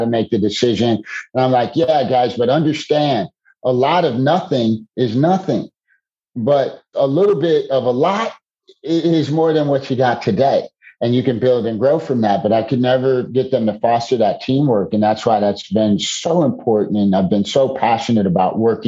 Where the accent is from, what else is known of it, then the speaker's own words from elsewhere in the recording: Chicago, Illinois, United States; So I'm originally from Chicago. Born and raised in the Chicagoland area, spent most of my days in Chicago